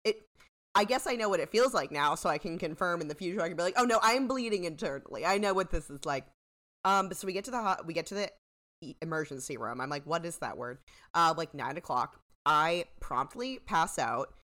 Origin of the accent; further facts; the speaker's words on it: United States; I'm an American